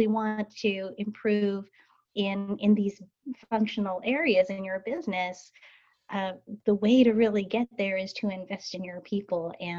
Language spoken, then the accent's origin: English; Salt Lake City, Utah, United States; now in Portland, United States; I was born and raised in Salt Lake City, Utah